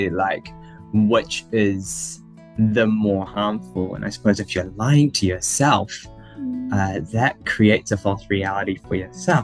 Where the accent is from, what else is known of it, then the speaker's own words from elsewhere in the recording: New Zealand; I was born in New Zealand